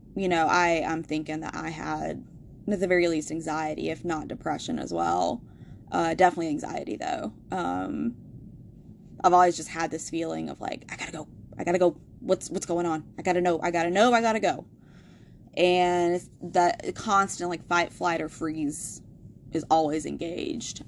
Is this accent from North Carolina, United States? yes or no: yes; Asheville, North Carolina, United States; growing up in Asheville